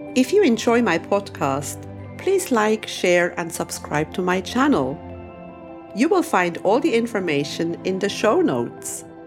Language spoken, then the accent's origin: English; Switzerland; moved away as an adult; also born or lived in Greece; now in Cyprus; I was born and raised in Switzerland